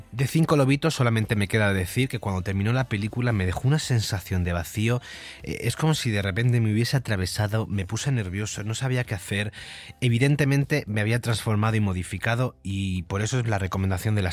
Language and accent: Spanish; Andalusia, Spain; yo como buen andaluz que soy, aunque no se me note mucho por el acento, estoy muy orgulloso